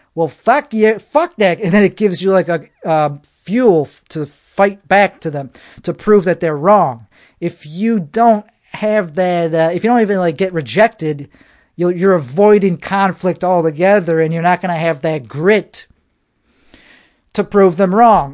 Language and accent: English; United States; I'm American. That's what I am.